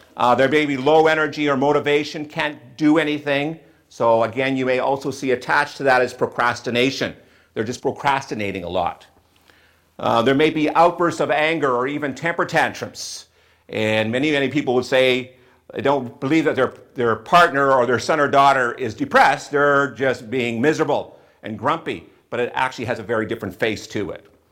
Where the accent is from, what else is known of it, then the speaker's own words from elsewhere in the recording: Western Canada, Canada; also born or lived in southwestern Ontario; now in Ontario, Canada; I grew up in Western Canada where we had a lot more bright sunshine than we did here in southwestern Ontario